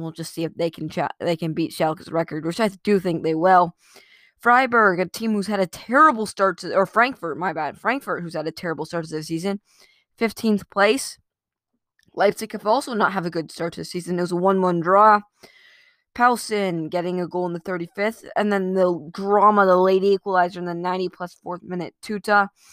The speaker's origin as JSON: {"language": "English", "country": "United States", "said": "as an American"}